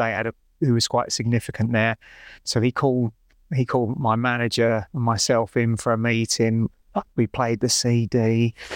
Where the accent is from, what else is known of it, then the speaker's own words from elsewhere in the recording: London, United Kingdom; I grew up in North East London